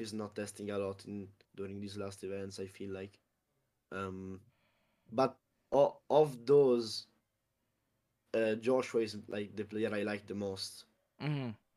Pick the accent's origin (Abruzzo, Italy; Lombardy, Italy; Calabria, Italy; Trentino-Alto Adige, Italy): Abruzzo, Italy; it's Abruzzo